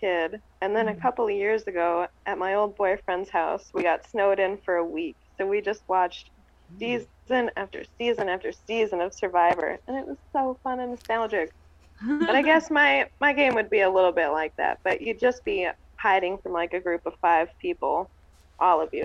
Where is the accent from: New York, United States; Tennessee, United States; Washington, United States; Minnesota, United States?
Washington, United States; Trout Lake; I try to not tell people where I'm from because I don't want it to get destroyed